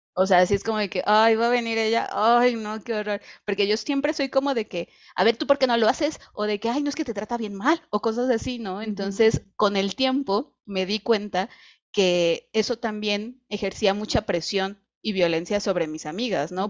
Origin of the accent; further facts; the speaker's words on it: Querétaro, Mexico; also born or lived in Mexico City; now in Guadalajara, Mexico; yo vivía en Ciudad de México y soy de Querétaro